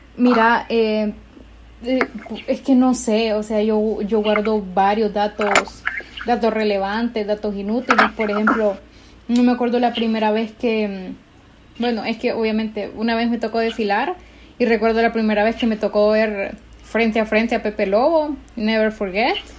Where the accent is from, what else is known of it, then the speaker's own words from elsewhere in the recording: Honduras; como hondureños en general